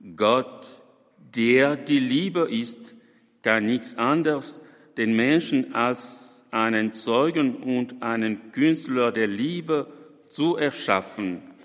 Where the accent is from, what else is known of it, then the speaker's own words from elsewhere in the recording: DR Congo; in meinem Heimatland, dem Kongo